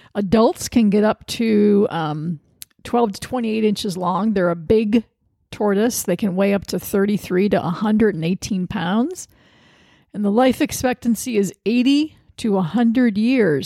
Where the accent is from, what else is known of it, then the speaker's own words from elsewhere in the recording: Sandusky, Ohio, United States; moved away as an adult; now in Washington, D.C., United States; I've lived in Washington, D C for thirty years, but I'm from Sandusky, Ohio